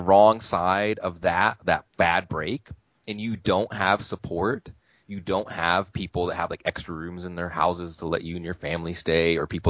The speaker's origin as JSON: {"language": "English", "region": "New Mexico", "country": "United States", "tie": "born or raised there", "said": "growing up in New Mexico as a kid and not being in a majority white place"}